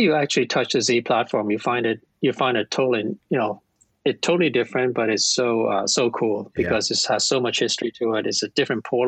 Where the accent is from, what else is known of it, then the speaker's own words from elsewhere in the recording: Hong Kong; now in Ontario, Canada; I'm from Hong Kong.